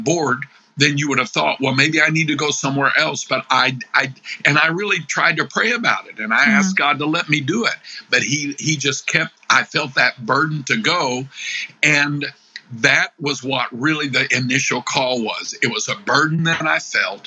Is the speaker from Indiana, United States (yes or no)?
no; Illinois, United States; I'm from Illinois